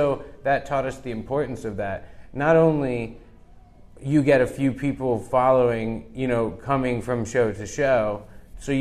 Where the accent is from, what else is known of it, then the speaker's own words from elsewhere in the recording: New Orleans, Louisiana, United States; we're from New Orleans